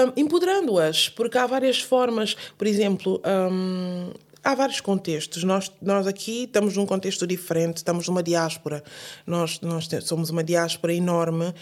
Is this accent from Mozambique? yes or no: no; Guinea-Bissau; now in Portugal; no caso específico da minha Guiné